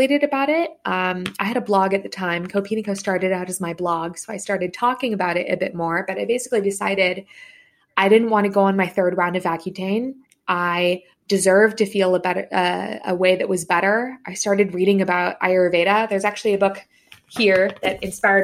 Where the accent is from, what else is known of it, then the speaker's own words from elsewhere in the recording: San Francisco Bay Area, California, United States; I grew up in the SF Bay Area